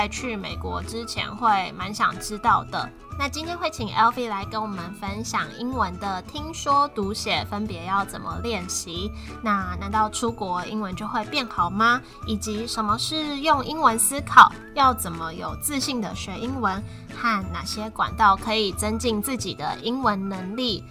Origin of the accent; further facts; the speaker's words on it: Taiwan; moved away as an adult; now in United States; 因为我自己也是从小在台湾长大